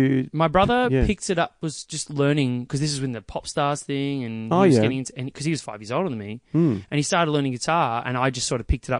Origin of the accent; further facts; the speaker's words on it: Eden Park, Victoria, Australia; I grew up in Eden Park.